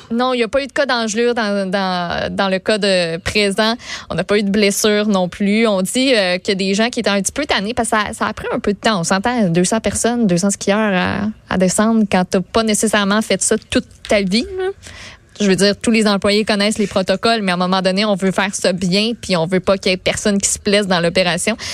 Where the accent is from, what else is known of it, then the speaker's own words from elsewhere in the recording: Quebec, Canada; on est des Québécois